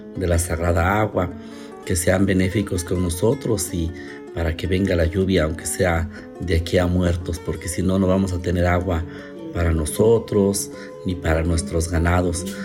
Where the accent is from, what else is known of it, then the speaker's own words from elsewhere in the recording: Santa Catarina Minas, Oaxaca, Mexico; soy de Santa Catarina Minas, Ocotlán. Soy chigul tradicional o también se puede decir que es como el encargado de realizar las ceremonias comunitarias de mi pueblo